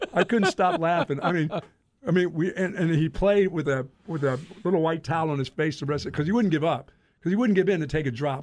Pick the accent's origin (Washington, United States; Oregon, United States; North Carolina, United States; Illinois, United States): North Carolina, United States; Greensboro; also born or lived in Philadelphia; I grew up in Greensboro, North Carolina